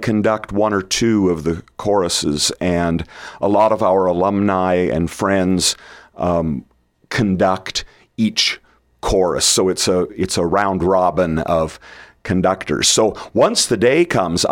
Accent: Red Cloud, Nebraska, United States; now in Hastings, United States; I grew up in Red Cloud

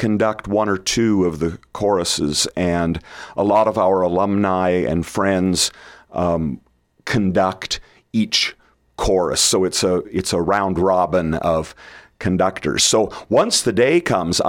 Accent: Red Cloud, Nebraska, United States; now in Hastings, United States; I grew up in Red Cloud

